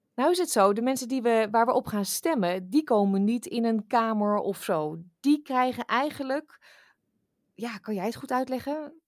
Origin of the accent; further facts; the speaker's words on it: Netherlands; moved away; wij daar als Nederlanders in het buitenland